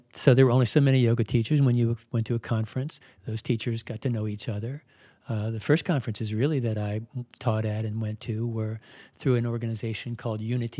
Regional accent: Baltimore, Maryland, United States; I was born in Baltimore. I lived all over Maryland.

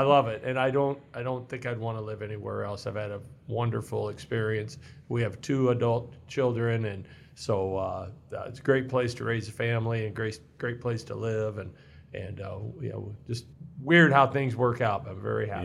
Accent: Mexico, Missouri, United States; moved away as an adult; also born or lived in Hannibal, Missouri; now in Iowa, United States; I was born in Hannibal, Missouri and grew up in Mexico, Missouri and, uh, spent my childhood there

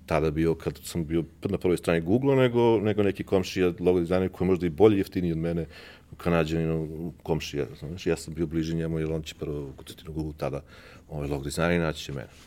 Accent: Belgrade, Serbia; a ja sam iz Beograda

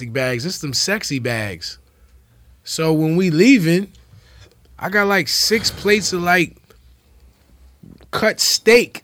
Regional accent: New York City, New York, United States; now in Chicago, United States; I'm from New York City

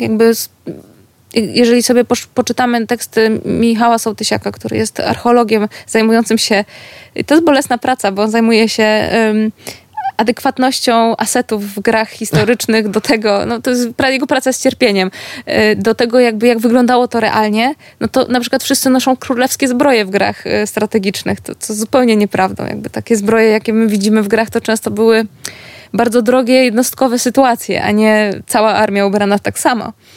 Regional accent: Gdańsk, Pomeranian Voivodeship, Poland; jestem z Gdańska, z miasta, które było portowo-handlowe

